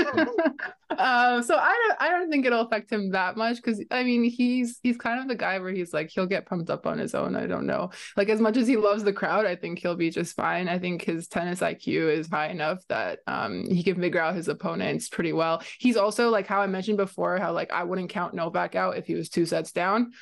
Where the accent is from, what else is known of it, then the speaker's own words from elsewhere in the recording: Romania; now in Canada; I'm from Romania